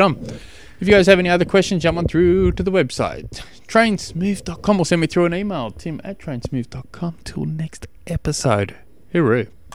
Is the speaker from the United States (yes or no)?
no; Australia; I'm an Australian